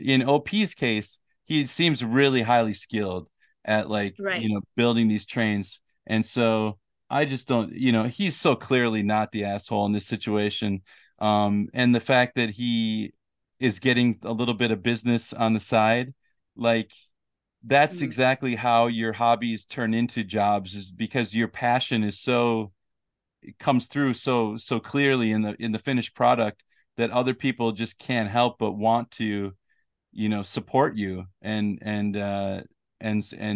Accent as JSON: {"language": "English", "country": "United States", "tie": "born or raised there", "said": "growing up in America"}